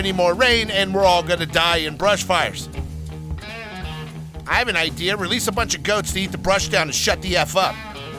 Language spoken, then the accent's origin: English; Los Angeles, California, United States; what I grew up with here in Los Angeles, California.